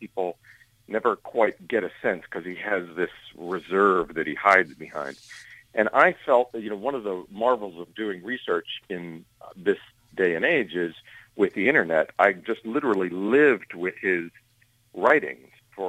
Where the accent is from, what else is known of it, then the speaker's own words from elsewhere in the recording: Johnstown, Pennsylvania, United States; my hometown, in Johnstown, in the other Johnstown.